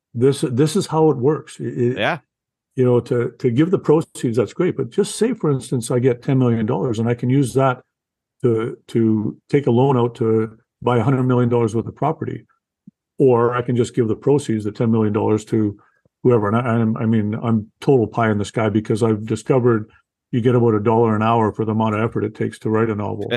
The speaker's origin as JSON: {"language": "English", "country": "Canada", "said": "I'm a Canadian first time novelist."}